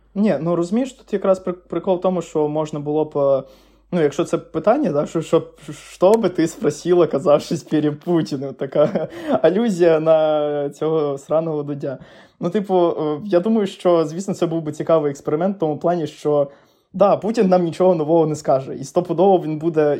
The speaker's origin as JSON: {"language": "Ukrainian", "region": "Crimea", "country": "Ukraine", "tie": "born or raised there", "also_born_or_lived": "Lviv", "moved": "as an adult", "said": "я сам з Криму"}